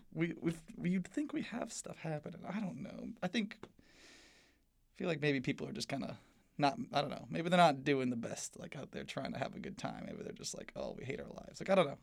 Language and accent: English; South Bend, Indiana, United States; now in Bloomington, United States; I live just on the edge of the city